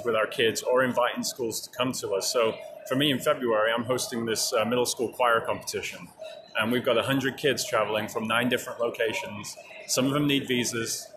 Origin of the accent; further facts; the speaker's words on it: England, United Kingdom; now in Belgrade, Serbia; I'm originally from England, but I live in Belgrade, Serbia.